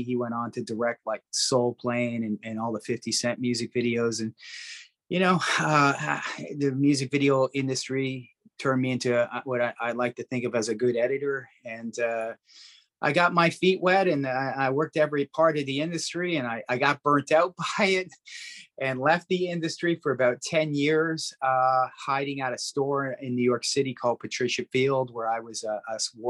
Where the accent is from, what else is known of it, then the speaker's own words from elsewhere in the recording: Toronto, Ontario, Canada; moved away; I'm from Toronto